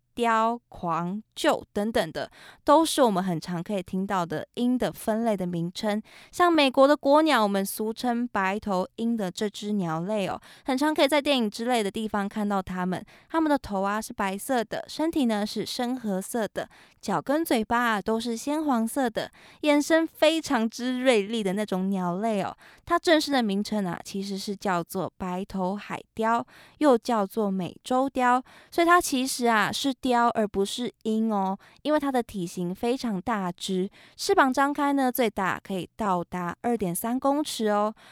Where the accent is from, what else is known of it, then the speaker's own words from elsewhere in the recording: Keelung, Taiwan; 我的老家呢是在基隆嘛